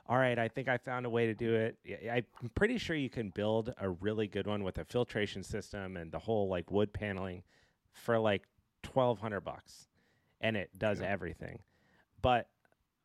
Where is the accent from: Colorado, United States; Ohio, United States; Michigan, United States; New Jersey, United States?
Colorado, United States; I grew up in Colorado, I skied competitively for 12 years